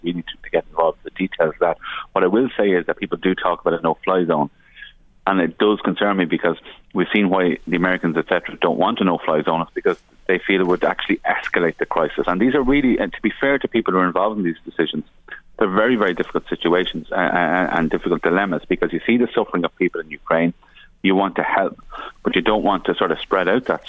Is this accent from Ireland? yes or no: yes; Ireland; as an Irish minister